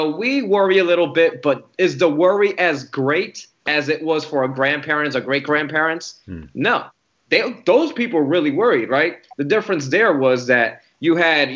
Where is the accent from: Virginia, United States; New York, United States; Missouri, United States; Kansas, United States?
New York, United States; New York City; moved away; also born or lived in Puerto Rico; I grew up in the Bronx in the 80s, which wasn't easy.